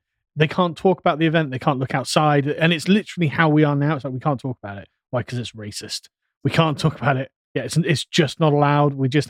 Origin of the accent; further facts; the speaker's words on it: United Kingdom; As a Brit